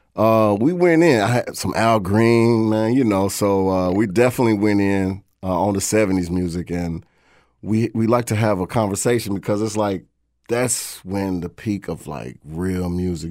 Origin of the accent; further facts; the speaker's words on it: Louisville, Kentucky, United States; Louisville, Kentucky